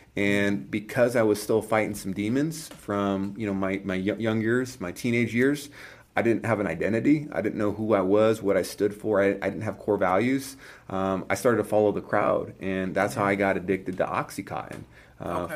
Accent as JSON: {"language": "English", "region": "California", "country": "United States", "tie": "born or raised there", "said": "I grew up in California"}